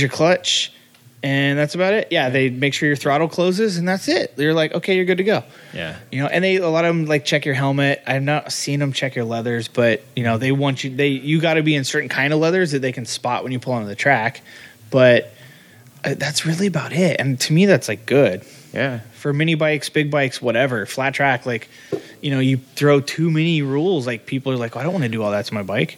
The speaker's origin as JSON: {"language": "English", "region": "Midwest", "country": "United States", "tie": "born or raised there", "moved": "yes", "said": "I grew up in the Midwest"}